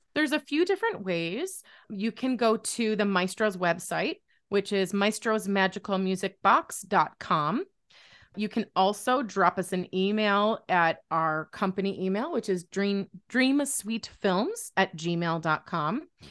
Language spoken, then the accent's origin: English; Buffalo, New York, United States; I'm from Buffalo